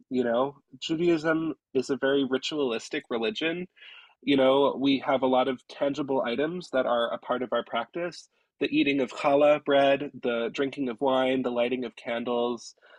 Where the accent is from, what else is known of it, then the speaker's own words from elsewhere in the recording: Reading, Pennsylvania, United States; moved away as an adult; also born or lived in Mohnton, Pennsylvania; now in Canada; I grew up in the Jewish community of Reading, Pennsylvania.